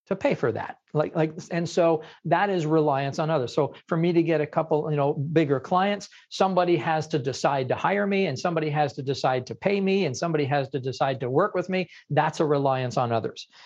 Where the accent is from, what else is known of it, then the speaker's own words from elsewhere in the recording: Ottawa, Ontario, Canada; I'm from Canada